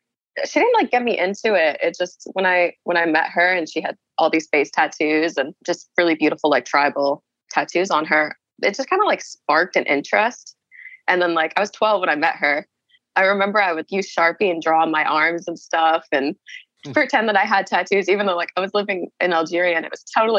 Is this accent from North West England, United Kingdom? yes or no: no; London, United Kingdom; born there; No, I was born in London.